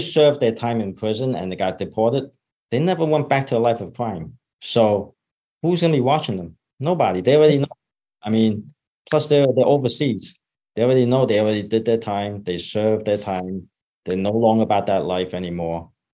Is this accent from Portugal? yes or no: no; United States; I grew up in Chinatown